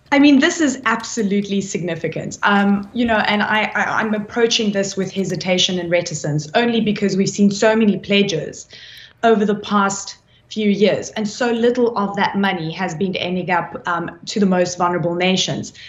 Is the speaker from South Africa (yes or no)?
yes; South Africa; I come from South Africa